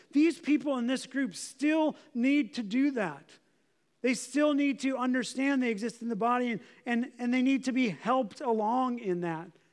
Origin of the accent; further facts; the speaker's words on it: United States; As Americans